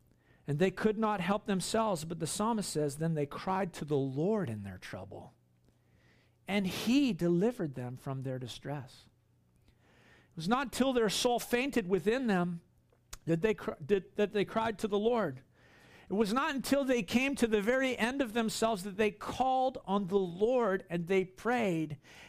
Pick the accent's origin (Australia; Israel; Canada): Australia; Queensland; You know, I grew up here on the Sunshine Coast.